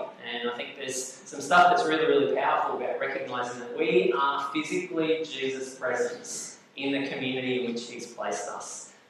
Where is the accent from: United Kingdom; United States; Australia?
Australia; this is really, really helpful for those of us who have been born and raised in Australia